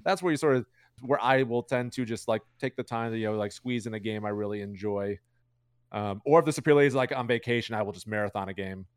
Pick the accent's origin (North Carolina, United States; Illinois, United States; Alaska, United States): Illinois, United States; Chicago; I'm from Chicago.